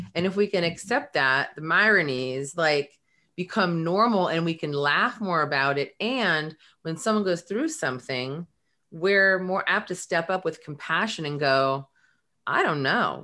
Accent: Belmont, California, United States; grew up in um, right here, well, in Belmont.

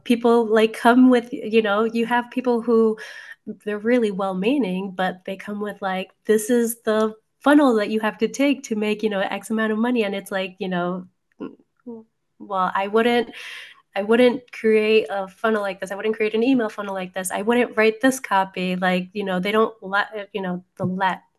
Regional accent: New Jersey, United States; I'm a Jersey girl

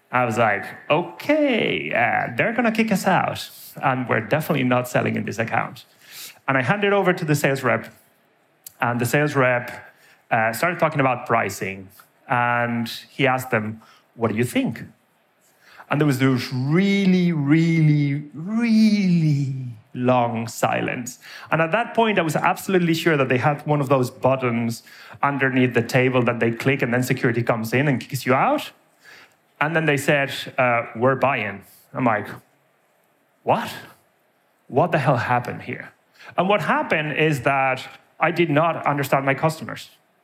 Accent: Spain; now in Ireland; As you can tell from my surname, I'm originally from Spain. As you can probably tell from my accent, I've spent half my life in Ireland.

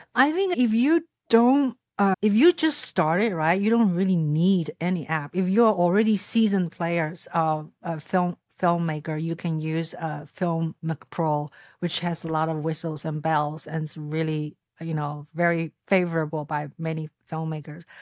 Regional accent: Shanghai, China; moved away; I was born in Shanghai and came to this country thirty-some years ago

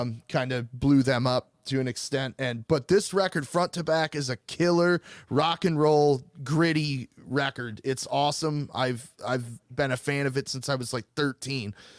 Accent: Michigan, United States; accent: Michigan; my Michigan accent

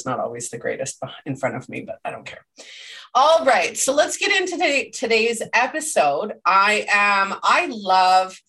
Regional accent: Canada; I'm Canadian

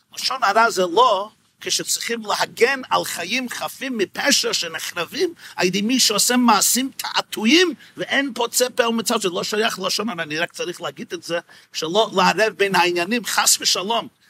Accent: New York, United States; השכונה שבה גדלתי ושם נולדתי, בקרון הייטס בברוקלין, ניו יורק

